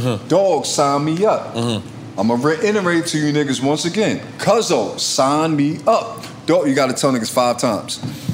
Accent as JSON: {"language": "English", "town": "New York City", "region": "New York", "country": "United States", "said": "I'm from Harlem"}